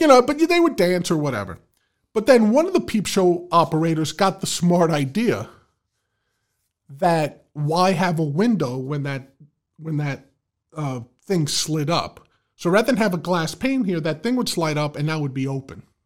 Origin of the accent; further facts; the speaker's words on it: New York City, New York, United States; moved away; I was from the Bronx. Anything east of Manhattan was Long Island to me